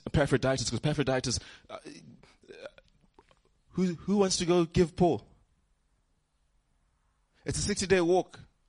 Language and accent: English; Johannesburg, Gauteng, South Africa; I'm from Joburg